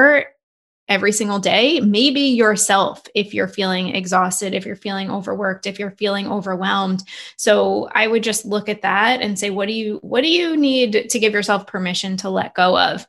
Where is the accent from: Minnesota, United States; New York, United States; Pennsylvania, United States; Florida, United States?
New York, United States; I'm from New York